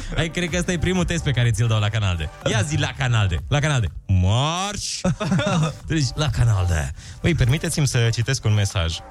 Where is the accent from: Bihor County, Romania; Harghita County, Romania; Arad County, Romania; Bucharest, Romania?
Harghita County, Romania; Gheorgheni; din Gheorgheni. Oh, de la mine din oraș